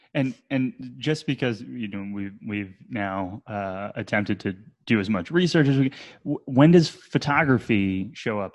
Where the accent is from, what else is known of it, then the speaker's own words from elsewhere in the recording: New Jersey, United States; also born or lived in Brooklyn, New York; now in Asheville, United States; I grew up in New Jersey